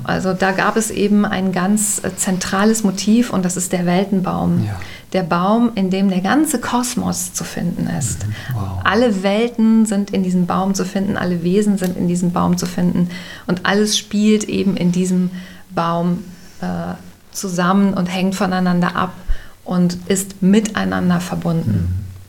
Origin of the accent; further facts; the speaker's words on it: Bergisches Land, North Rhine-Westphalia, Germany; ich bin aufgewachsen im Wald